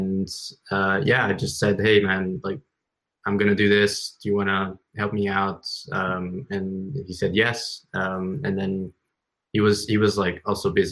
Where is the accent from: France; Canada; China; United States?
China; moved away; I grew up in China